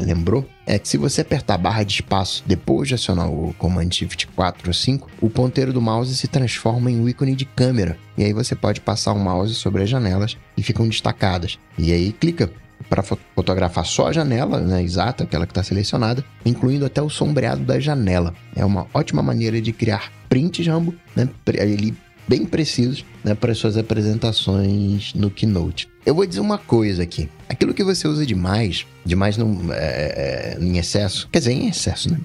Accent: Rio de Janeiro, Brazil; Aí eu sou carioca

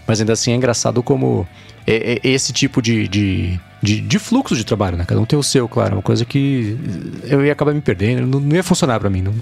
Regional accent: São Paulo, Brazil; Minha vida sempre esteve em São Paulo, né, no Brasil

